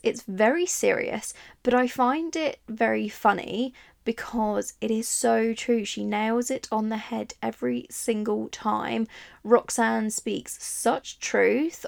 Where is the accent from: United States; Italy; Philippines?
Italy; now in England; I grew up in Italy